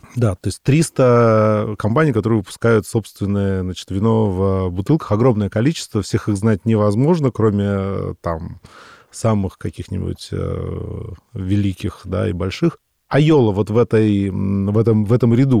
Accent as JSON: {"language": "Russian", "region": "Moscow", "country": "Russia", "said": "Мы, москвичи, вообще акаем"}